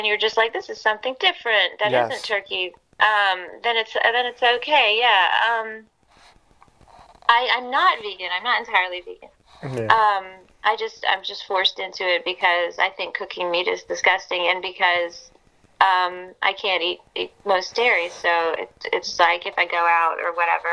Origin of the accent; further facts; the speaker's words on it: Atlanta, Georgia, United States; also born or lived in England; I'm from Atlanta